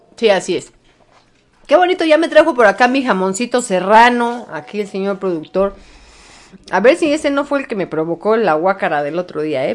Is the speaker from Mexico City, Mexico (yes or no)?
yes; Mexico City, Mexico; nací en la Gustavo Madero, a huevo, la villa